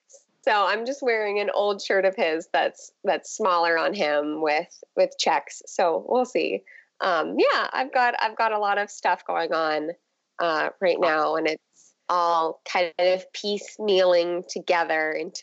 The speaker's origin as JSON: {"language": "English", "town": "Santa Clarita", "region": "California", "country": "United States", "lives_now": "East Bay, United States", "said": "I'm from Santa Clarita, so it's like the deserts north of LA, and 100 is nice for me."}